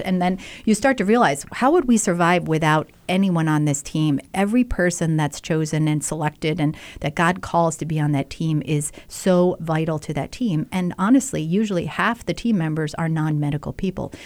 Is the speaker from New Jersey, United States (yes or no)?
yes; New Jersey, United States; also born or lived in Philadelphia; now in Rochester, United States; I'm from New Jersey originally